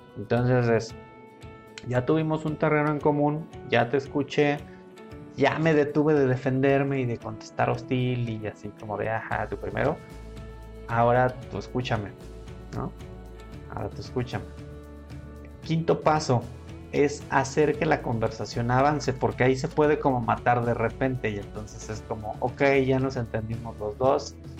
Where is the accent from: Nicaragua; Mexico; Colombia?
Mexico; somos mexicanos y hay que estar orgullosos de serlo